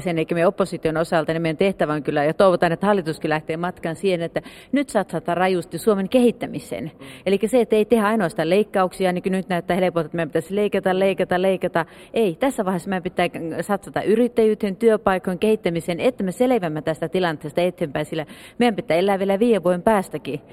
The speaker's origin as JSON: {"language": "Finnish", "town": "Sodankylä", "region": "Lapland", "country": "Finland", "tie": "born or raised there", "lives_now": "Savukoski, Finland", "said": "Olen syntyisin Sodankylästä ja tosiaan asun nykyään Savukoskella"}